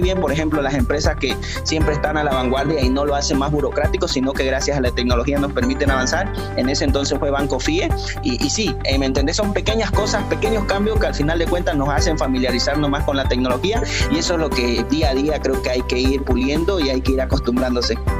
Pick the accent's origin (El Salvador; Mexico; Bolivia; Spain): Bolivia; yo también soy boliviano